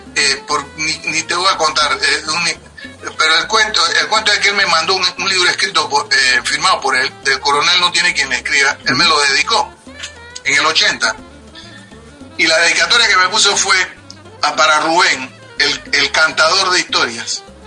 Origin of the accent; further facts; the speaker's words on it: Panama; moved away as an adult; now in New York, United States; yo salí formado de Panamá. Yo salí a los 24, 25 años.